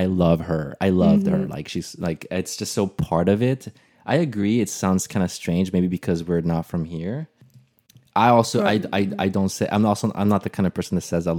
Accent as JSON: {"language": "English", "country": "Brazil", "moved": "yes", "lives_now": "United States", "said": "I had a hard time with that also when I moved from Brazil, because in Portuguese, that's actually very hard."}